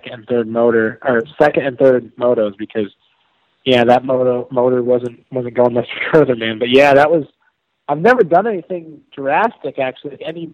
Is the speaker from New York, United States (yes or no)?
yes; New York, United States; moved away; also born or lived in North Carolina; growing up in New York